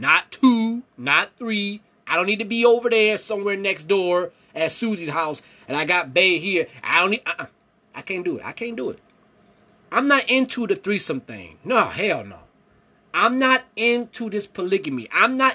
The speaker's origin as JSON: {"language": "English", "town": "Cleveland", "region": "Ohio", "country": "United States", "said": "I'm from Ohio. I'm from Cleveland"}